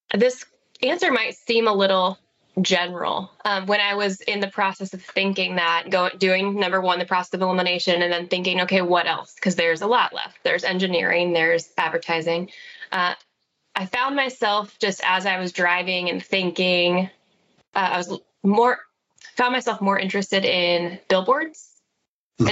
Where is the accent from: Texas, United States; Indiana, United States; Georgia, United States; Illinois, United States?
Indiana, United States; Fort Wayne; I was born and raised in Fort Wayne, Indiana